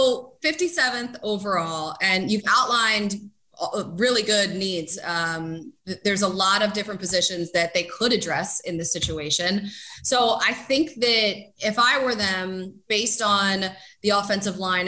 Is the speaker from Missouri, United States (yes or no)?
no; Philadelphia, Pennsylvania, United States; moved away as an adult; now in Los Angeles, United States; I am from Pennsylvania and more specifically from Philadelphia